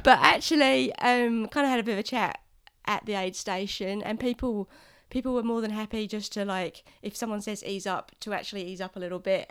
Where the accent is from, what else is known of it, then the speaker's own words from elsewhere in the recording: Tauranga, Bay of Plenty, New Zealand; I'm from Tauranga in the North Island